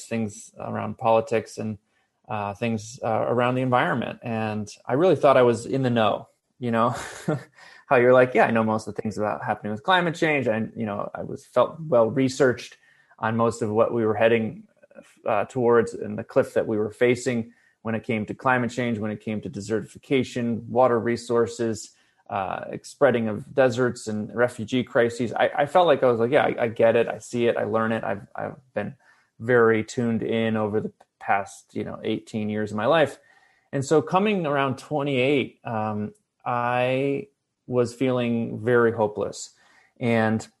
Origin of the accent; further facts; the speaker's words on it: Ithaca, New York, United States; now in Los Angeles, United States; I grew up in upstate New York, Ithaca